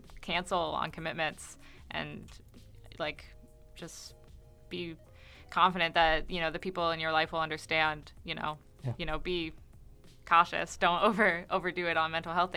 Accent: Pittsburgh, Pennsylvania, United States; But yeah, I came up from Pittsburgh to go to school in Buffalo

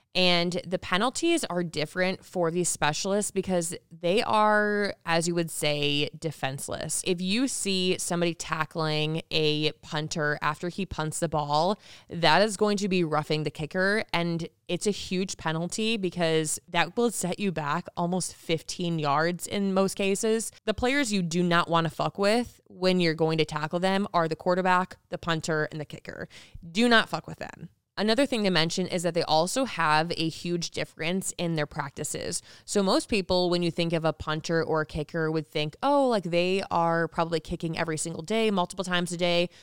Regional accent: Michigan, United States; moved away as an adult; now in Las Vegas, United States; I'm from Michigan

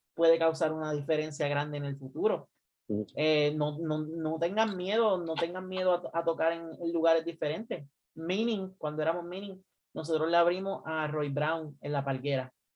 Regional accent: Puerto Rico; now in United States; nosotros salimos de Puerto Rico.

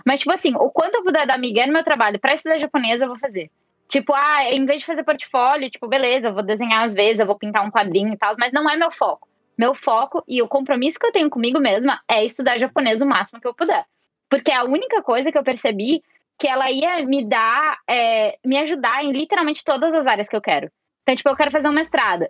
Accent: São Paulo, Brazil; eu nasci em São Paulo capital

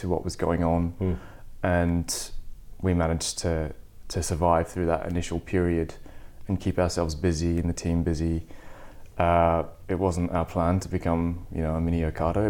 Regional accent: Australia; also born or lived in New York; now in London, United Kingdom; being an Australian, you kind of grow up drinking good coffee

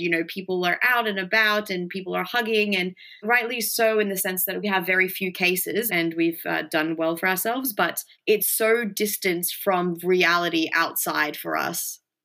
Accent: Mexico; now in Australia; I grew up in Mexico

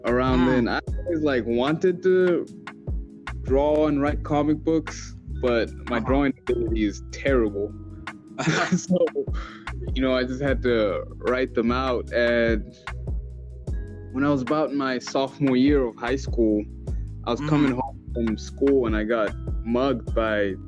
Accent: Malawi; moved away as an adult; I grew up in Malawi

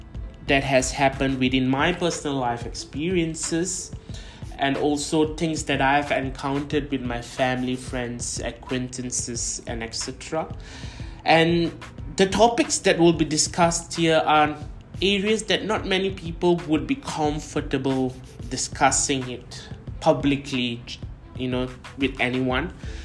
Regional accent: Kuala Lumpur, Malaysia; I'm 24 years old and I'm from Kuala Lumpur, Malaysia.

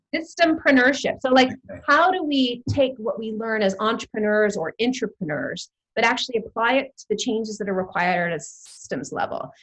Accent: Toronto, Ontario, Canada; moved away as an adult; now in United Kingdom; I'm born and bred in Toronto, and I, I love my hometown. I've been living here in the UK now for about 12 years.

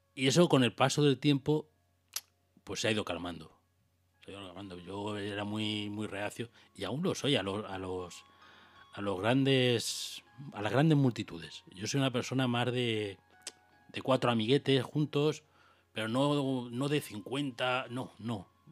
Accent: Águilas, Region of Murcia, Spain; now in Valencia, Spain; por mi pueblo, por Águilas

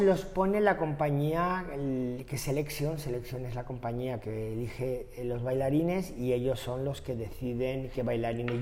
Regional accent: Maspalomas, Canary Islands, Spain; also born or lived in Germany; now in Madrid, Spain; San Bartolomé de Tirajana, municipio Maspalomas, que es de donde soy

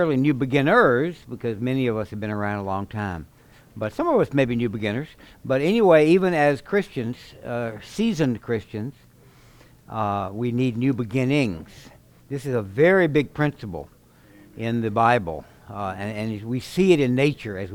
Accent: Baton Rouge, Louisiana, United States; now in Oklahoma, United States; I was raised in Baton Rouge

